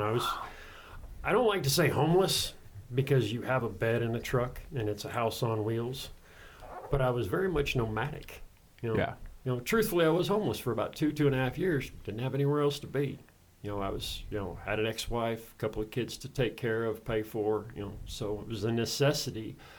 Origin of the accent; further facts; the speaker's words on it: Casper, Wyoming, United States; I originally grew up in Wyoming on a small little farm outside of Casper.